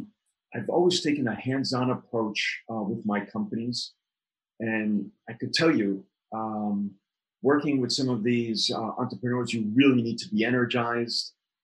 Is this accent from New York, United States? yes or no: yes; New York City, New York, United States; I grew up in New York City, and New York City, as you know, was the melting pot of diversity, creativity.